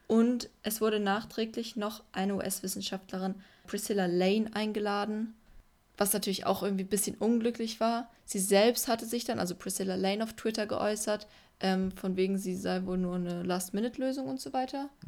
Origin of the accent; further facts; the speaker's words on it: Berlin, Germany; Ja. Klassisch. Ich komme aus Berlin